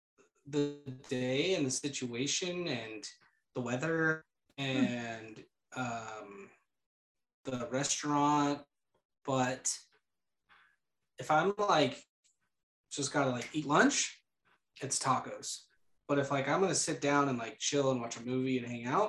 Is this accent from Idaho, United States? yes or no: yes; Idaho, United States; I'm from Idaho, aren't I? Dang it.